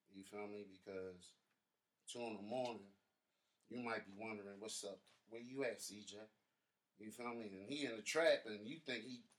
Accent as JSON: {"language": "English", "town": "Baltimore", "region": "Maryland", "country": "United States", "tie": "born or raised there"}